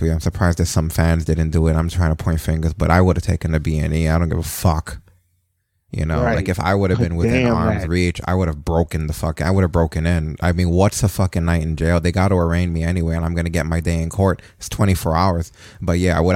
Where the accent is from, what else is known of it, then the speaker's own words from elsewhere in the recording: New York, United States; as a New Yorker